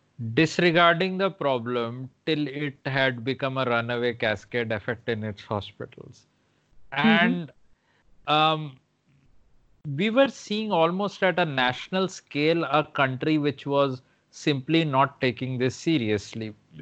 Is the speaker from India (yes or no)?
yes; India; I'm saying this as an Indian